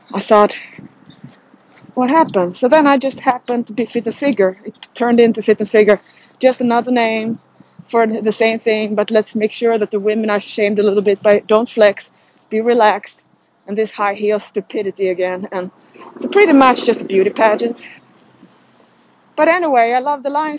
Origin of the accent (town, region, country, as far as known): Sweden; moved away as an adult; now in United States